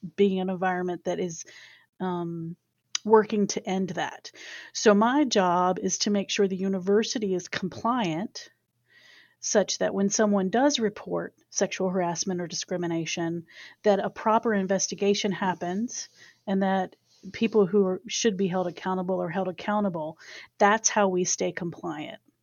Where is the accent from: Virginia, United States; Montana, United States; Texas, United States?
Virginia, United States; Chesapeake; accent: Southern; moved away as an adult; now in Dayton, United States; I am from Chesapeake, Virginia. So occasionally folks who talk with me will hear a little bit of that Southern come out